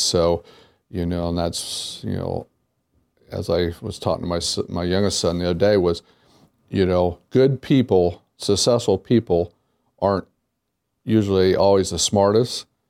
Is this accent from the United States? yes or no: yes; Wapakoneta, Ohio, United States; moved away; my hometown is the hometown of Neil Armstrong